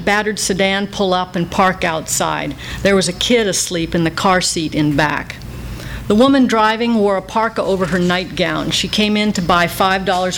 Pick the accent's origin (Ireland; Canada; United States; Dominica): Canada; Calgary, Alberta; moved away; I was up in Calgary, my hometown